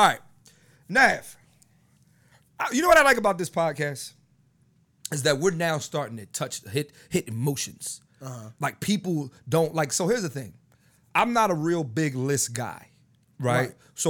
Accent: Philadelphia, Pennsylvania, United States; I'm from the East Coast. I'm from Philly. They didn't play … on the radio back when I was growing up.

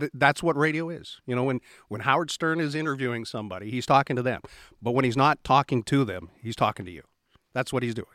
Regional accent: Halifax, Nova Scotia, Canada; also born or lived in Saskatchewan; now in Hebbs Cross, Canada; I was born in Halifax

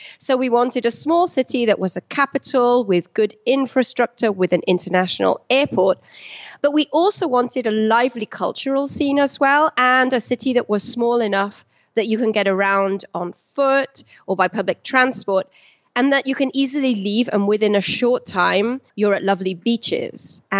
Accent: United Kingdom; my family and I'm British, but I'm married to an Argentinian

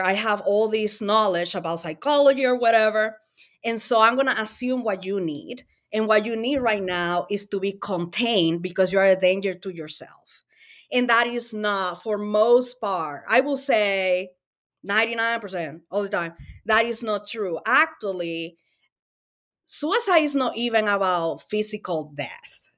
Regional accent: Dominican Republic; English is a second language; also born or lived in Springfield, Massachusetts; now in United States; I am an immigrant from the Dominican Republic. I moved to the U S fifteen years ago. Um, I didn't know English

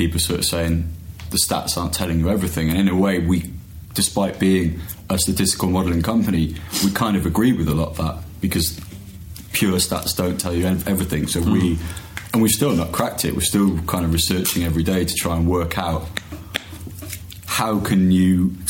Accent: Wales, United Kingdom; I'm from Wales

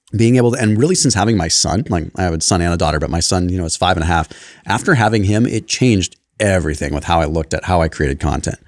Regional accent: Sonoma, California, United States; I grew up in Sonoma

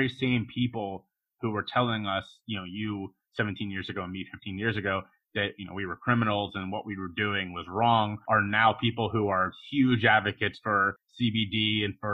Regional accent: Ohio, United States; I'm an Ohio guy

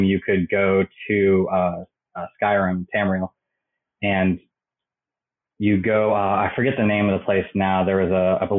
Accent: Maryland, United States; moved away as an adult; I grew up in Maryland

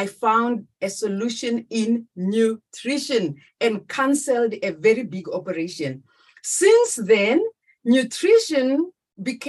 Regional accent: South Africa; moved away as an adult; now in Netherlands; a South African who now resides in the Netherlands

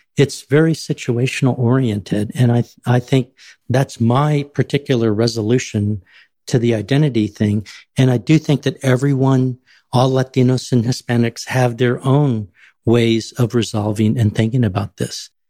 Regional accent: San Antonio, Texas, United States; I was born and raised in San Antonio, Texas, on the west side

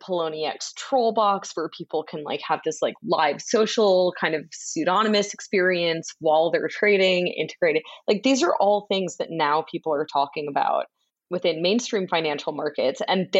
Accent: Boston, Massachusetts, United States; I grew up in Boston, so I was a Boston sports fan.

